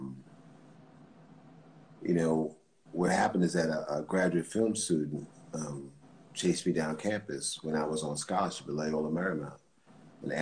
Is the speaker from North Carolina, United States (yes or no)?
no; Mount Vernon, New York, United States; moved away as an adult; also born or lived in the Bronx, New York; I'm a kid from Mount Vernon in the Bronx